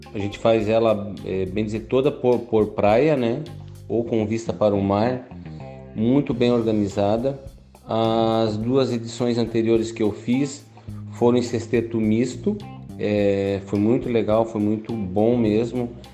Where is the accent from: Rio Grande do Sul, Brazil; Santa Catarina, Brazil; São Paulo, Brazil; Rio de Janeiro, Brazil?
Santa Catarina, Brazil; São Francisco do Sul; Por eu ser de São Francisco do Sul